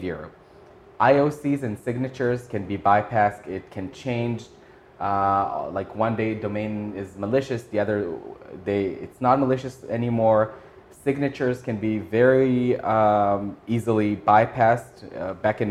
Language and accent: English; Israel; moved away as an adult; now in Tokyo, Japan; growing up in Israel and serving, in the military there